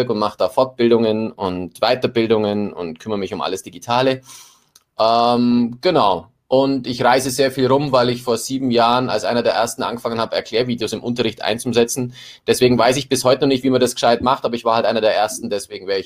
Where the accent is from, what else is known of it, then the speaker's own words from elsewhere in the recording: Baden-Württemberg, Germany; ich komme nicht aus Bayern, ich komme aus Baden-Württemberg, aber ich bin ah. Lehrer in Bayern.